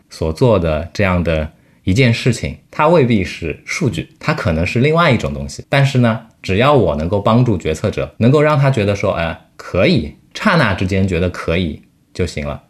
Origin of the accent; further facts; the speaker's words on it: China; 我们中国人